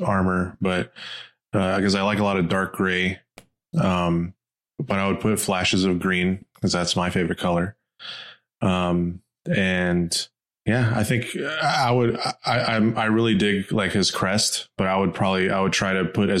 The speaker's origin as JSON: {"language": "English", "town": "San Diego", "region": "California", "country": "United States", "tie": "born or raised there", "said": "our cathedral is right here in San Diego. And yeah, it's the parish I grew up"}